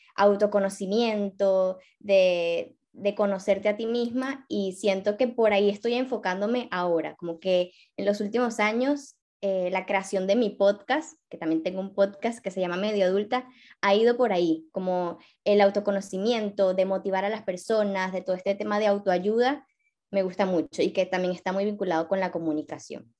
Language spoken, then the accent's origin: Spanish; Venezuela; moved away as an adult; now in Barcelona, Spain; soy venezolana